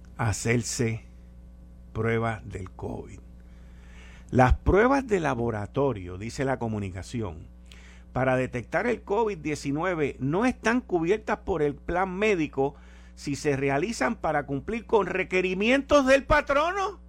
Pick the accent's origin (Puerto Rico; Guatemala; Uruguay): Puerto Rico; somos una colonia americana